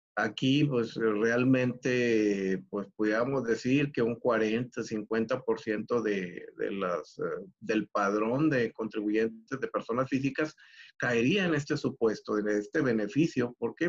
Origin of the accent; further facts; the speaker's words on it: Mexico; como buen mexicano